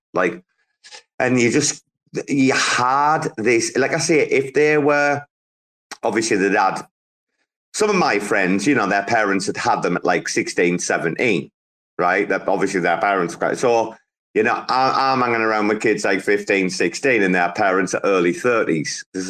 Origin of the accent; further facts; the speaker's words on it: England, United Kingdom; I regard myself as an Englishman